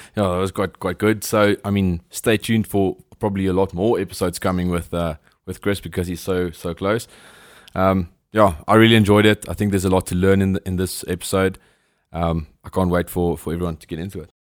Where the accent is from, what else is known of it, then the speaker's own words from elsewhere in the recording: South Africa; as a South African